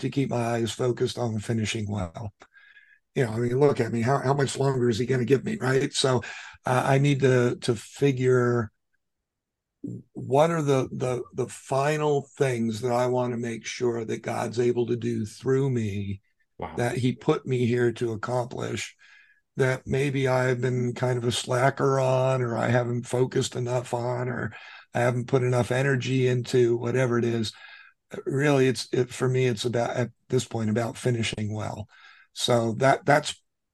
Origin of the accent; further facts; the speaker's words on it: New York City, New York, United States; I was born in New York City